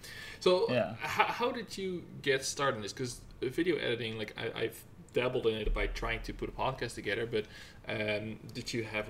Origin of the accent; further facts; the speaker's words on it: Netherlands; moved away; I'm Dutch, right? So I'm from Netherlands.